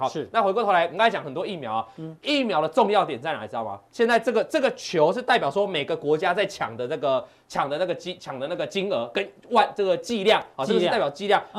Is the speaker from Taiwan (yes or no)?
yes; Changhua County, Taiwan; 我彰化彰化人哦